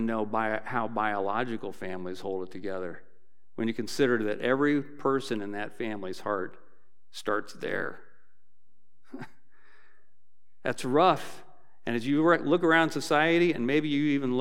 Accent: Dayton, Ohio, United States; I'm from Dayton, so I went back to my church growing up

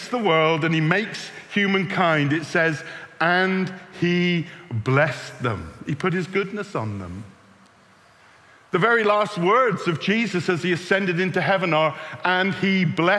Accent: Bristol, South West England, United Kingdom; moved away; I'm from Bristol.

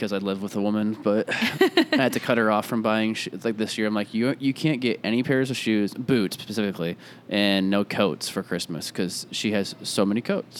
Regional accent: Iowa, United States; moved away; I grew up in Iowa.

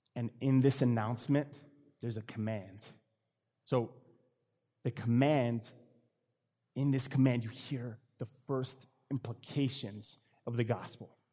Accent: Connecticut, United States; moved away; I'm from Connecticut, from, from the East Coast

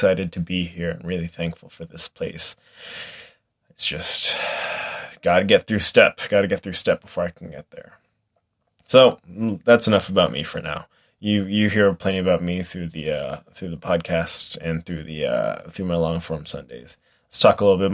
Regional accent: Lee, New Hampshire, United States; also born or lived in Tampa, Florida; now in Coopersburg, United States; I'm still about 6 hours away from New Hampshire, from Lee, New Hampshire, where I grew up

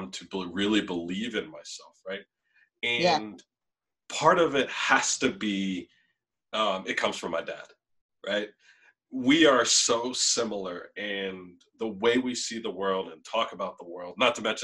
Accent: Norristown, Pennsylvania, United States; my mom and my stepdad and my siblings and my family, you know, where I grew up in Norristown

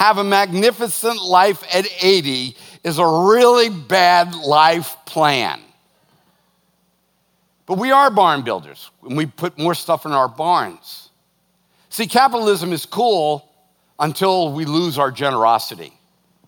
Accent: United States; As an American

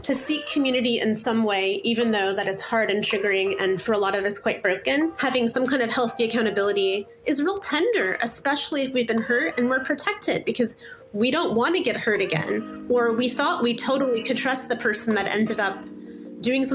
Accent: Indiana, United States; moved away as an adult; now in Seattle, United States; I'm a writer based in Seattle. I grew up in the Midwest in the States in Indiana and moved out about 18 years ago

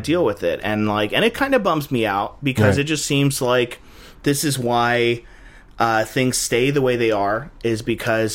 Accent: United States; we're Americans, we live in a multiracial culture

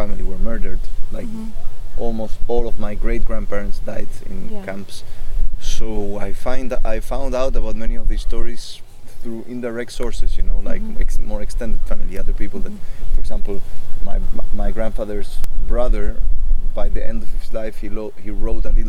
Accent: Chile; I'm second generation born in Chile

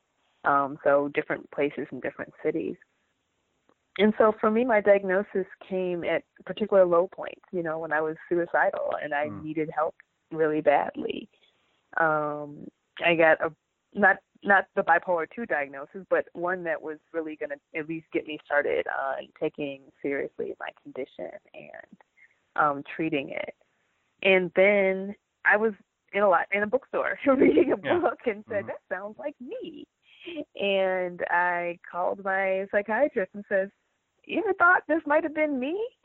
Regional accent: Michigan, United States; now in Southern California, United States; I was raised in the Midwest in Michigan

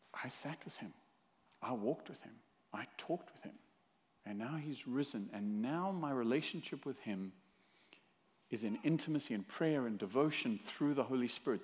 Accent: South Africa; now in Fullerton, United States; originally from South Africa

